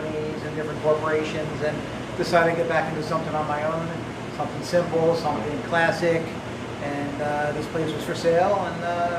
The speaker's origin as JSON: {"language": "English", "region": "New Jersey", "country": "United States", "said": "I'm from Jersey."}